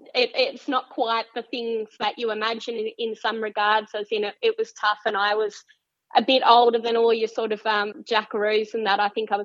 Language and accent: English; Tasmania, Australia; moved away as an adult; also born or lived in Alice Springs; I grew up in Tasmania